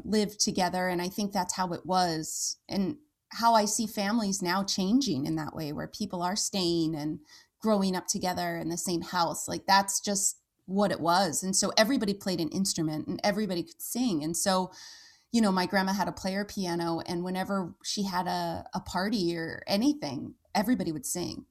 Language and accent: English; Santa Clarita, California, United States; moved away; I grew up in Southern California